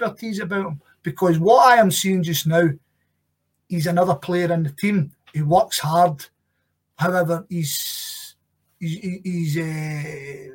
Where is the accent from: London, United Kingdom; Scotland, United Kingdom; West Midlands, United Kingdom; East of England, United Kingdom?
Scotland, United Kingdom; as a Scottish football fan